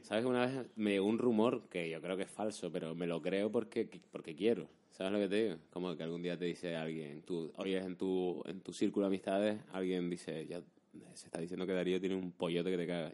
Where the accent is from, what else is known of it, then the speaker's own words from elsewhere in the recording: Canary Islands, Spain; accent: Canarian; en Canarias se sabe que somos más rápidos.